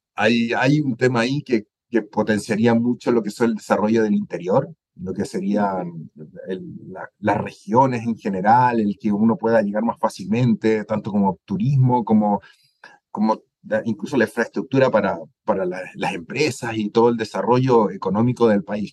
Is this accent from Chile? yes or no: yes; Chile; moved away as an adult; also born or lived in Spain / Germany; now in Guatemala; soy chileno